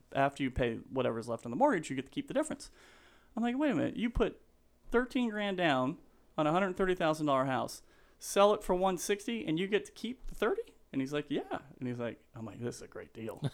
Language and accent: English; Denver, Colorado, United States; I'm from Denver, Colorado